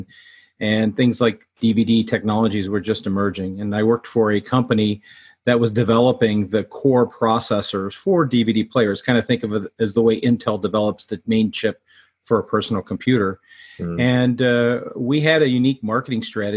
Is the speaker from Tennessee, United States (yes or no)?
no; Orange County, Southern California, United States; also born or lived in Silicon Valley; I grew up in Southern California, actually up in Orange County